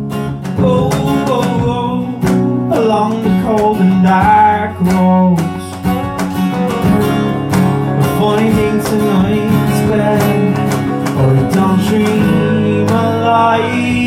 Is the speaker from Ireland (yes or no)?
yes; Dublin, Leinster, Ireland; I'm from Dublin